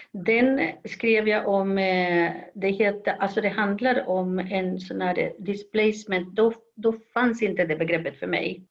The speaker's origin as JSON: {"language": "Swedish", "country": "Chile", "tie": "born or raised there", "also_born_or_lived": "Sweden / Uppsala, Sweden", "second_language": "Swedish", "moved": "as an adult", "lives_now": "Los Angeles, United States", "said": "men inte i Sverige utan i Chile där jag kommer ifrån. Jag avslutade gymnasiet"}